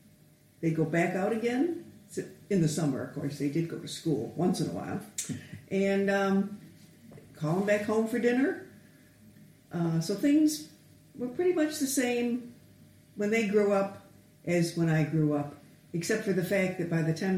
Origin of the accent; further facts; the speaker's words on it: Western New York, United States; moved away as an adult; also born or lived in Seneca Falls, New York / Batavia, New York; now in Detroit, United States; I was born back in Seneca Falls, New York, which is a famous little town for the women's suffrage movement way back when, before my time. And then we moved to Batavia, New York